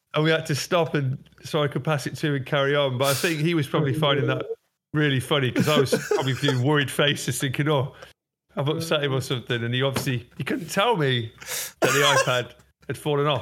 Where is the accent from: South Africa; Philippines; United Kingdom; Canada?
United Kingdom; Derby, East Midlands; moved away; I'm originally from Derby